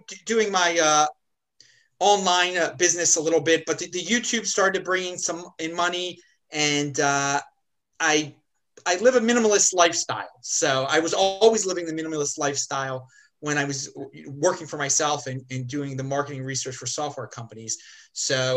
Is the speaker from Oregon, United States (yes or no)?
no; Baltimore, Maryland, United States; my hometown of Baltimore City